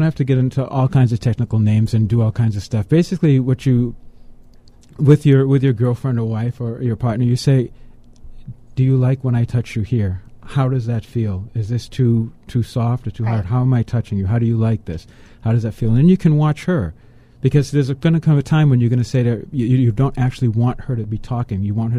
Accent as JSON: {"language": "English", "town": "Boston", "region": "Massachusetts", "country": "United States", "said": "but I'm from Boston."}